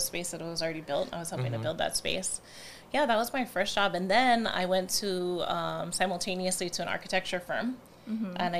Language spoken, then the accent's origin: English; Honolulu, Hawaii, United States; also born or lived in Hilo, Hawaii; I was born in Hilo. My parents got divorced, and I moved back to Kaimuki with my mom when I was around 6, and went to Kamehameha, and then went to the University of Hawaii